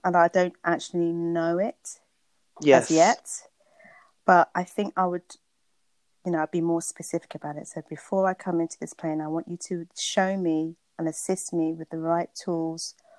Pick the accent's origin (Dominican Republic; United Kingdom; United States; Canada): United Kingdom; Luton, East of England; also born or lived in Bedfordshire / St. Kitts (parents); I live in Bedfordshire. I was born in Luton, to be exact.